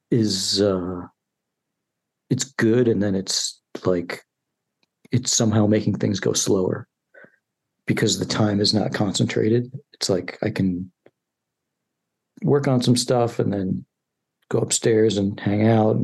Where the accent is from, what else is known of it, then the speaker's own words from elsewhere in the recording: Chicago, Illinois, United States; I'm from Chicago, yeah.